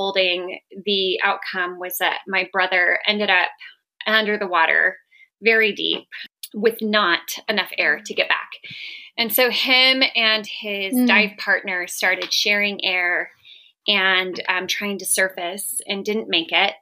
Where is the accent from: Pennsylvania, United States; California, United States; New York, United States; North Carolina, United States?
California, United States; Southern; moved away as an adult; also born or lived in Colorado / Salt Lake City; now in Northern Nevada, United States; I grew up in Southern California